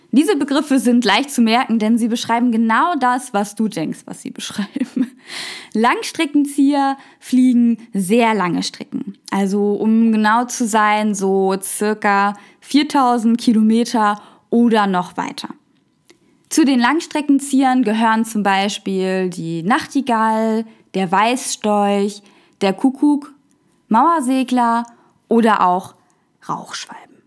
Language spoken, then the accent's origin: German; Germany; bei uns in Deutschland